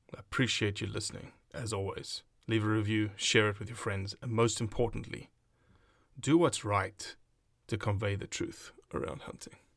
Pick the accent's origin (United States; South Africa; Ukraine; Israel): South Africa; moved away; I'm South African